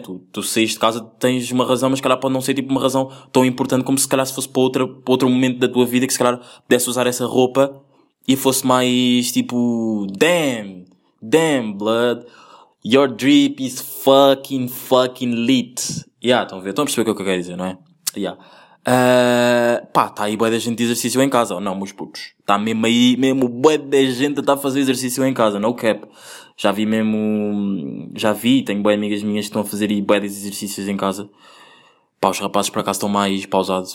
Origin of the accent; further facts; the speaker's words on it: Angola; eu nasci em Angola